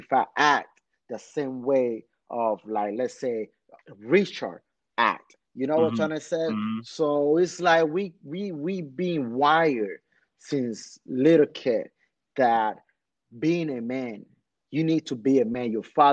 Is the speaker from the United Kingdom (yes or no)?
no; Dominican Republic; moved away; also born or lived in Washington Heights, New York, United States; I came from Dominican Republic fresh.